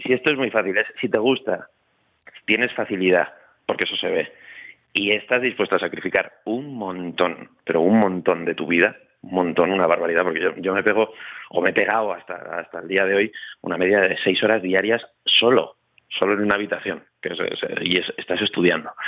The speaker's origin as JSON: {"language": "Spanish", "town": "Zaragoza", "region": "Aragon", "country": "Spain", "also_born_or_lived": "Madrid", "moved": "as an adult", "said": "me vine luego a estudiar a Madrid, yo soy de Zaragoza"}